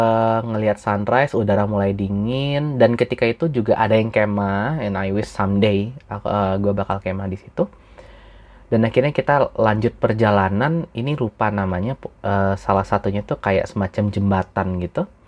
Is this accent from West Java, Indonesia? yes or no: no; Padang, West Sumatra, Indonesia; since gue orang Padang juga